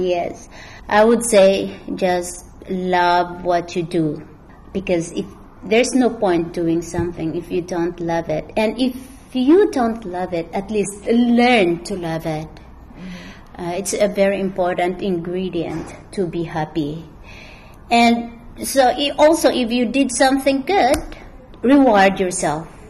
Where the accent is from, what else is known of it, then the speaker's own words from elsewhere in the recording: Philippines; moved away as an adult; now in China; I am Filipino